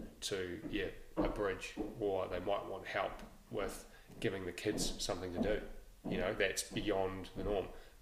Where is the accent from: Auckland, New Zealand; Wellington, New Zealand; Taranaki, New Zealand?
Wellington, New Zealand; Lower Hutt; I grew up in Nainai, Lower Hutt